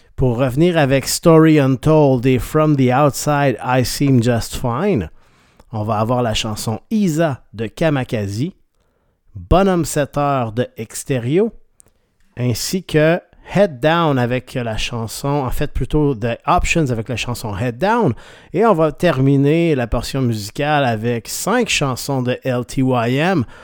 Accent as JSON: {"language": "French", "town": "Rimouski", "region": "Quebec", "country": "Canada", "tie": "born or raised there", "moved": "yes", "lives_now": "Quebec City, Canada", "said": "je viens de, la région de Rimouski"}